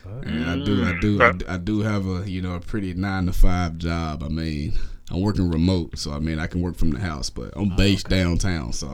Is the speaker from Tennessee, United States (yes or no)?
yes; Memphis, Tennessee, United States; moved away as an adult; now in Nashville, United States; growing up in Memphis, man, I got so many family members that didn't have that backup plan.